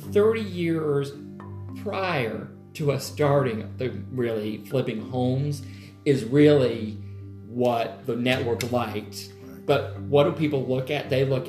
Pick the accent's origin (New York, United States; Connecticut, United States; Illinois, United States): Connecticut, United States; now in Atlanta, United States; I was born and raised in Connecticut